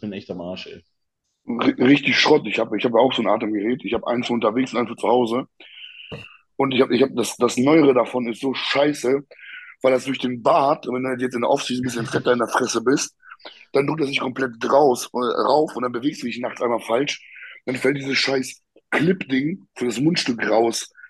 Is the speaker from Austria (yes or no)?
no; Poland; moved away; bei uns in Polen